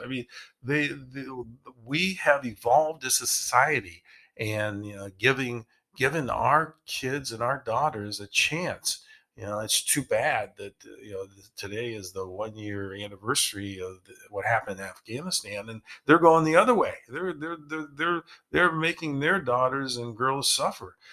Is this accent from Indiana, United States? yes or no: no; Ohio, United States; we grew up in Ohio